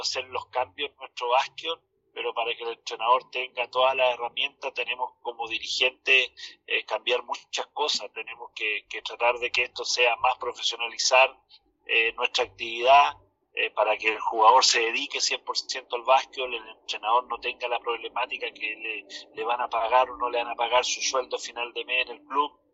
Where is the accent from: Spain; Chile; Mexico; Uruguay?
Chile